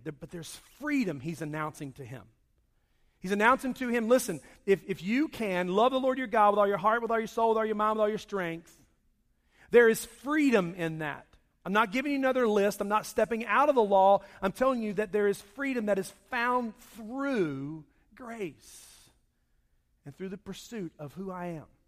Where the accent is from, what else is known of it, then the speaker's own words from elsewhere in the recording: Charlotte, North Carolina, United States; When I grew up, I grew up in Charlotte